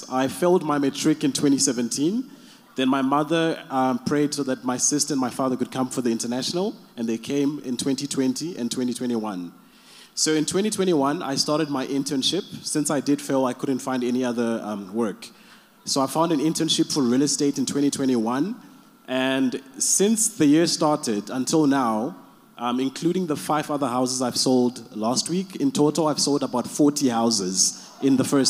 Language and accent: English; Zimbabwe; now in Cape Town, South Africa; I am from Cape Town, but originally from Zimbabwe.